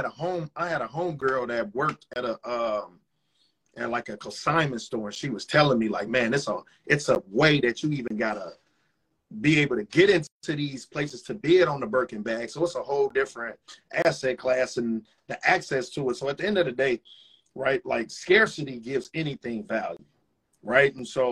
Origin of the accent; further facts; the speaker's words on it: Chicago, Illinois, United States; So I'm from Chicago, from the south side of Chicago.